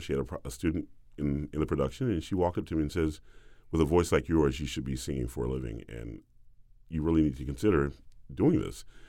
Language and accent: English; the South, United States; I'm a boy from the South